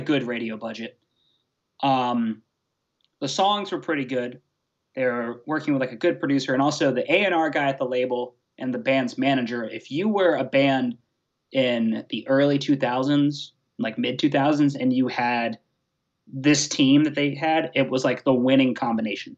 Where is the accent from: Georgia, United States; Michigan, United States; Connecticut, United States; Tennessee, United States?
Georgia, United States; Atlanta; I'm from Atlanta, Georgia